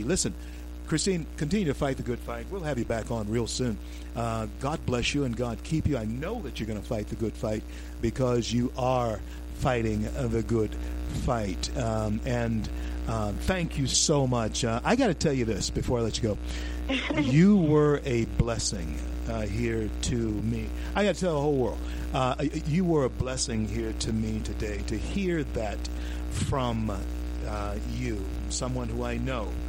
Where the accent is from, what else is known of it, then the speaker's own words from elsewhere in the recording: the South, United States; accent: Southern; my familiar Southern accent